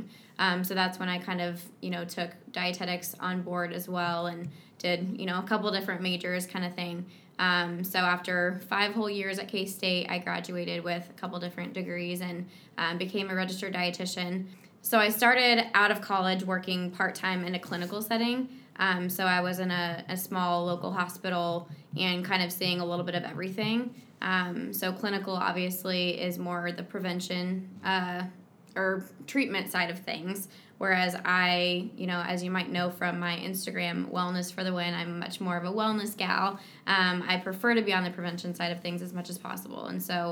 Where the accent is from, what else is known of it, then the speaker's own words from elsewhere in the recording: Kansas City, United States; I was born and raised in Kansas City